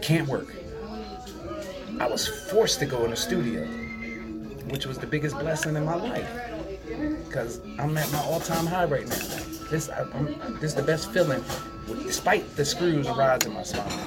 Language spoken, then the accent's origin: English; Trenton, New Jersey, United States; born and raised in Trenton, New Jersey